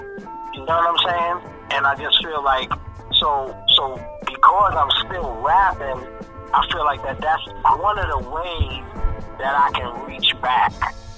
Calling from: Houston, Texas, United States; Houston tonight. I don't know where I'll be tomorrow night, but Houston tonight.

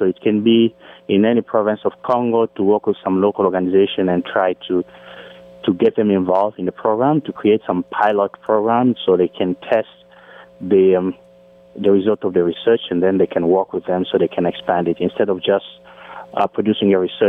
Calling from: Fairfax, Virginia, United States; I'm calling from Fairfax, Virginia.

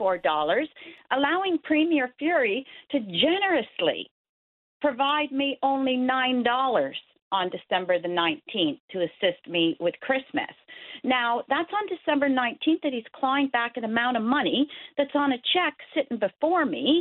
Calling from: Roddington, Newfoundland and Labrador, Canada; I'm calling you from Roddington

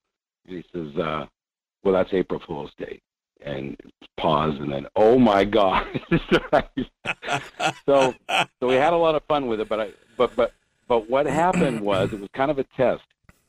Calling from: Fairbanks, Alaska, United States; Hey, this is … in Fairbanks.

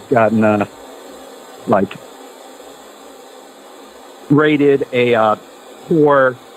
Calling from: Hawaii, United States; It's actually day here. I'm calling from Maui.

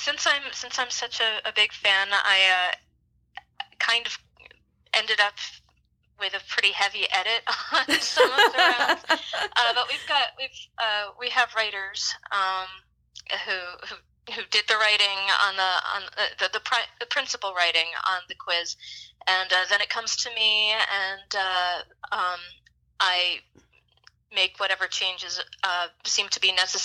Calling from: Greensboro, North Carolina, United States; I'm in Greensboro, North Carolina.

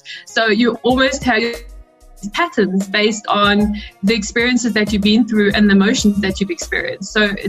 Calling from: South Africa; I'm tuned in from South Africa.

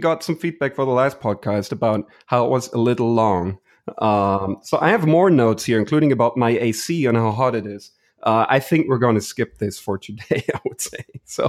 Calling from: Houston, Texas, United States; I'm tuning in from Houston.

